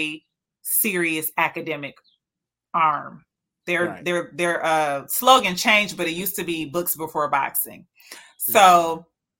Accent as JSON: {"language": "English", "town": "Detroit", "region": "Michigan", "country": "United States", "tie": "born or raised there", "said": "I was born and raised and live in Detroit."}